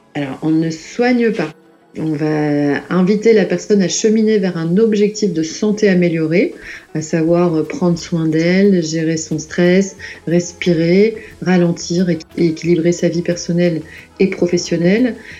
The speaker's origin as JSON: {"language": "French", "town": "Lille", "region": "Hauts-de-France", "country": "France", "said": "je suis originaire de Lille"}